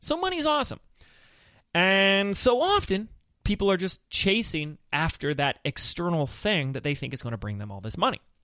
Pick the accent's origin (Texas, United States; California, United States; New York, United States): California, United States; Laguna Beach; my hometown of Laguna Beach, California